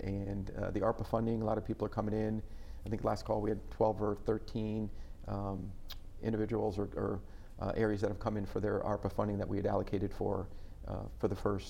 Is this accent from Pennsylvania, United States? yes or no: no; Clinton, Connecticut, United States; Clinton. It's my hometown.